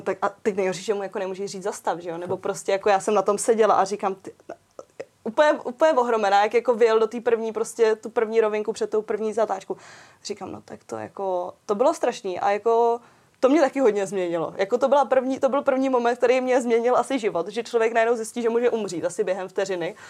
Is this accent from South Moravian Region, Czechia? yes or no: no; Pardubice Region, Czechia; jsem z Pardubic